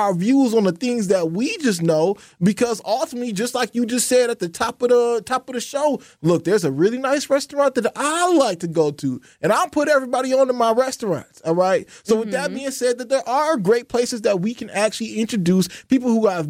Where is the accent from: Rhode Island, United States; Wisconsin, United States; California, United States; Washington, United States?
Wisconsin, United States; Racine; I'm from Racine.